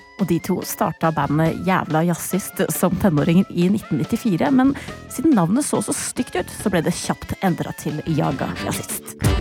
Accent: Larvik, Vestfold, Norway; min hjemby Larvik

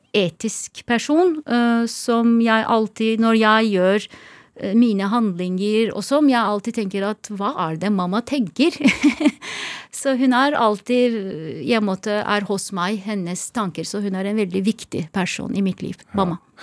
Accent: Izmir, Turkey; Norwegian is a second language; also born or lived in Istanbul; now in Norway; Jeg er oppvokst i Izmir og Istanbul. To steder.

